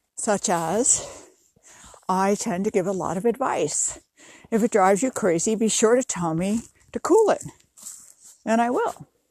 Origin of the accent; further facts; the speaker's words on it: New York City, New York, United States; now in California, United States; where I grew up in New York City